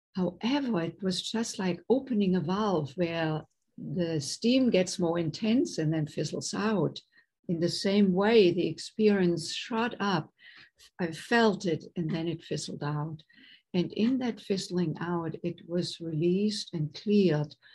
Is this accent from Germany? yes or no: yes; Germany; English is a second language; moved away as an adult; now in United States; I was raised in Germany, born and raised in Germany, and came to the United States in my late 20s